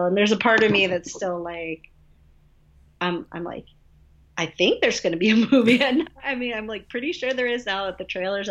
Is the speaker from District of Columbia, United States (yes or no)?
no; Atlanta, Georgia, United States; I happen to live in Atlanta